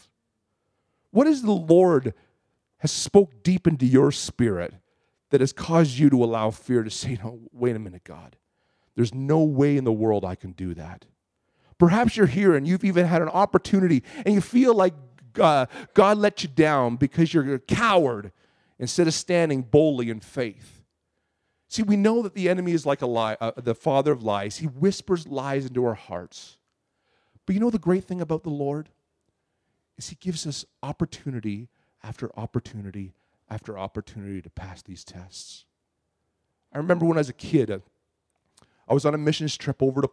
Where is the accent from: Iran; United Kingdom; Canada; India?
Canada; I'm from Canada